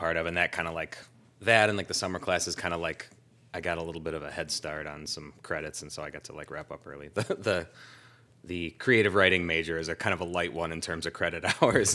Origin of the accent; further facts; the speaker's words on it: Clinton Township, Michigan, United States; moved away as an adult; also born or lived in Warren, Michigan / Macomb, Michigan / Kalamazoo, Michigan; I was born in Warren. I mostly grew up in a town called, uh, Clinton Township